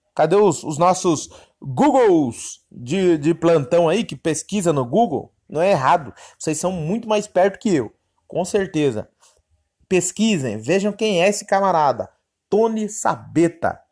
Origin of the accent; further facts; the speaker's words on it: São Paulo, Brazil; eu sou paulistano, mas meu sangue é de nordestino. Meus avós é pernambucano